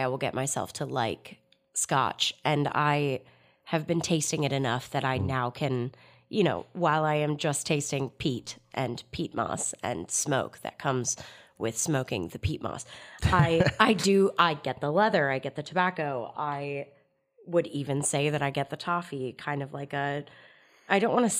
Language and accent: English; California, United States; No. I grew up in California.